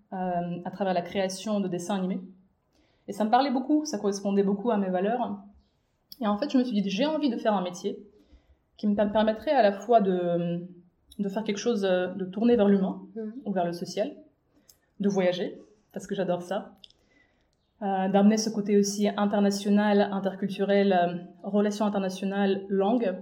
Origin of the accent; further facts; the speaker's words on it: Minsk, Belarus; moved away as an adult; also born or lived in China; je suis née et j'ai grandi à Minsk, à la capitale de la Biélorussie